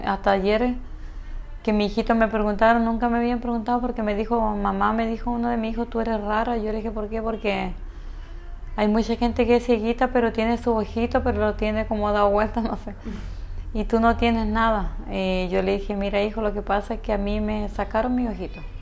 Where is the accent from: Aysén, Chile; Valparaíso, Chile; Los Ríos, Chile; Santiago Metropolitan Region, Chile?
Aysén, Chile; Coyhaique; en Coyhaique donde yo nací